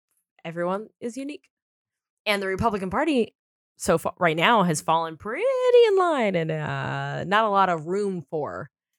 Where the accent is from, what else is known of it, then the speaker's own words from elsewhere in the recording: San Diego, California, United States; now in Los Angeles, United States; I mean, I'm from San Diego and I live in LA.